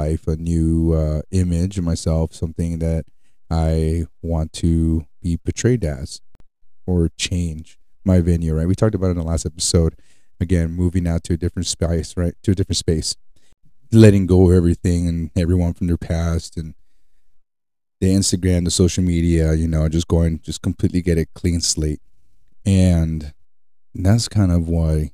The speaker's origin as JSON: {"language": "English", "country": "United States", "said": "I'm from Utah or California. I'm from the U.S."}